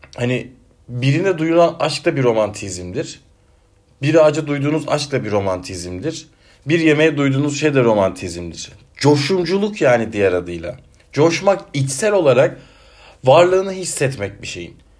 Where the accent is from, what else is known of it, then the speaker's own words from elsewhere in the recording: Denizli, Turkey; accent: Ege ağzı (Aegean); now in Ankara, Turkey; memleketim olan Denizli'ye gideceğim Ankara'dan.